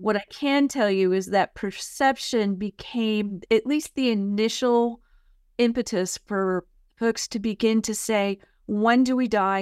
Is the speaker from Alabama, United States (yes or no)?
no; San Francisco, California, United States; moved away as an adult; also born or lived in San Mateo County, California; now in Murfreesboro, United States; where I grew up in San Francisco